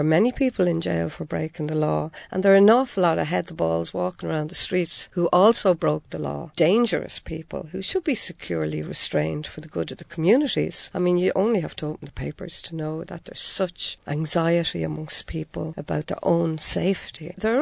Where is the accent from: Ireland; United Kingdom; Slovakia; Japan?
Ireland; Dublin, Leinster; also born or lived in Washington State, United States; my own childhood community over in the north inner city